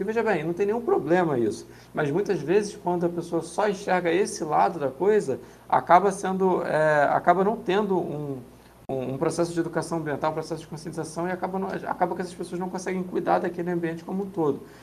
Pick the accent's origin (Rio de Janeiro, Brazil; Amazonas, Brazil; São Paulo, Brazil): Rio de Janeiro, Brazil; sou aqui do Rio de Janeiro